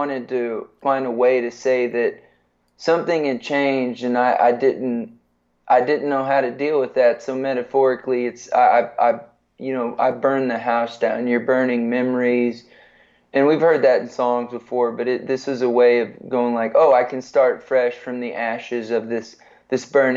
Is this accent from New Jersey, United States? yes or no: no; San Antonio, Texas, United States; I grew up in San Antonio.